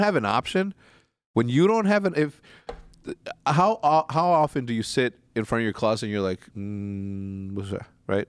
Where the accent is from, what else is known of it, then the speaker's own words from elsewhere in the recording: Wheeling, Illinois, United States; moved away; from thirteen to fucking twenty-one, I, I grew up in Wheeling